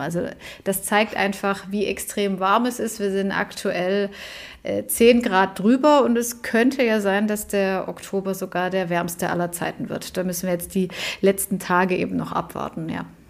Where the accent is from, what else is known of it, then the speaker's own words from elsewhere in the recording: Stuttgart, Baden-Württemberg, Germany; in meiner Heimat Stuttgart